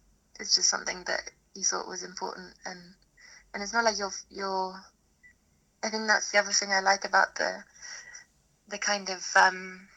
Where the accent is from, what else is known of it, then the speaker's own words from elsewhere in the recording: London, United Kingdom; I live in Bow in East London. I grew up in Dalston